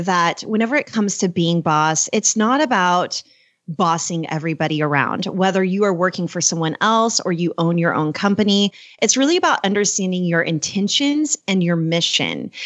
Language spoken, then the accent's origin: English; Oklahoma, United States; also born or lived in Texas; I was born in Texas and grew up in Oklahoma